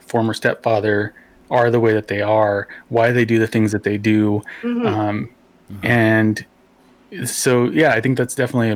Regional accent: Socorro, New Mexico, United States; I grew up in Socorro

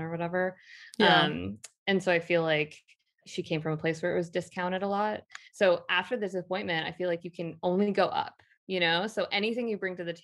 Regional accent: Portland, Oregon, United States; moved away; when I moved back to Portland, Oregon, my hometown

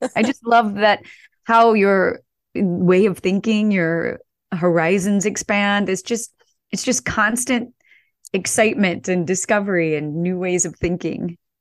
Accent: St. Louis, Missouri, United States; I grew up in Saint Louis, in a suburb of Saint Louis, a small suburb

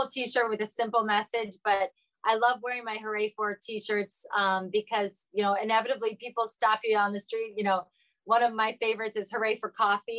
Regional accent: Ohio, United States; I'm from Ohio

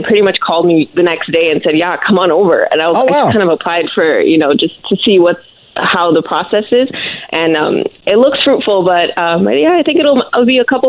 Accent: Brampton, Ontario, Canada; We're both from Brampton

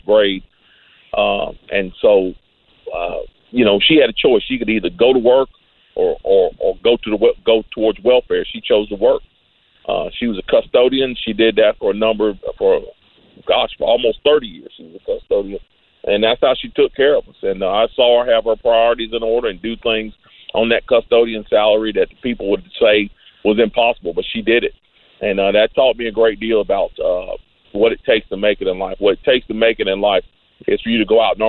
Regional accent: Greensboro, North Carolina, United States; born or raised there

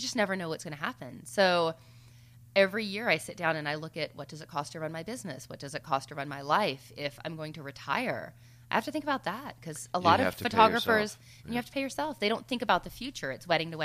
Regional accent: the South, United States; I'm from the South.

